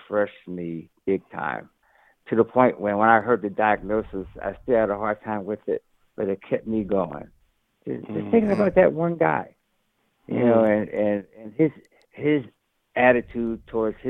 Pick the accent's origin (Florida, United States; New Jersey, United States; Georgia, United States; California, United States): New Jersey, United States; I grew up in the 60s. And experienced in my hometown in New Jersey